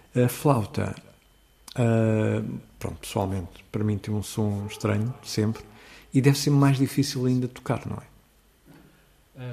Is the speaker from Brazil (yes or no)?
no; Seixal, Setúbal, Portugal; na minha terra, eh, onde eu nasci, que é o Seixal